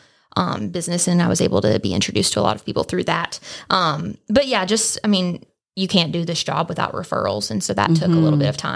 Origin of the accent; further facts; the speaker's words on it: Atlanta, Georgia, United States; moved away as an adult; now in Bristol, United States; I'm from Atlanta originally